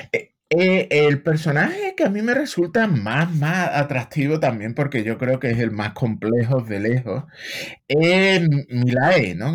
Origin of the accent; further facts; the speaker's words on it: Seville, Andalusia, Spain; moved away as an adult; now in United States; yo soy de Sevilla, llevo en Estados Unidos ya 25 años